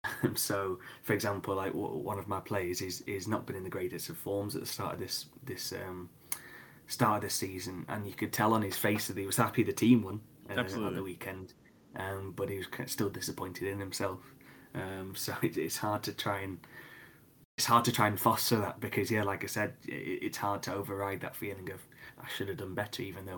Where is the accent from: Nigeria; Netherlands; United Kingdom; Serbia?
United Kingdom; I think, yeah, being British does help in that sense.